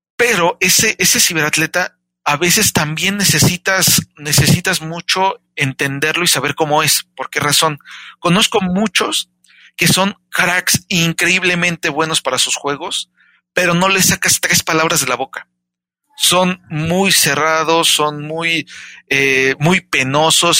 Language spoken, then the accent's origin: Spanish; Mexico; Yo soy mexicano